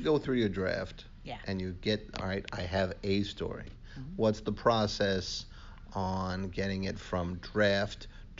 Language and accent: English; New York City, New York, United States; accent: Bronx; my Bronx accent.